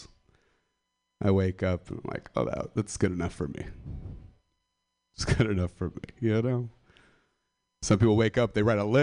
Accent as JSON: {"language": "English", "town": "Stockton", "region": "California", "country": "United States", "said": "I'm from the Central Valley of California, Stockton, Modesto"}